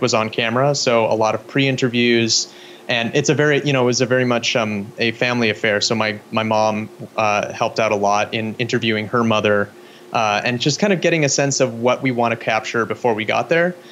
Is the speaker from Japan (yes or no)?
no; Spokane, Washington, United States; also born or lived in Chiang Mai, Thailand; I grew up in Spokane, Washington